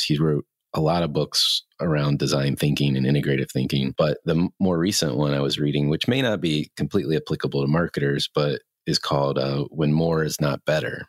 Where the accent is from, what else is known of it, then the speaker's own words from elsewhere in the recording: the South, United States; I grew up in the South